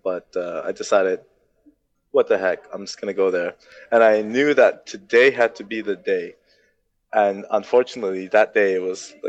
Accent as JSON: {"language": "English", "country": "Turks & Caicos Islands", "tie": "born or raised there", "also_born_or_lived": "Germany", "said": "So I was born in Turks and Caicos, but I moved at the age of one. I moved to Germany."}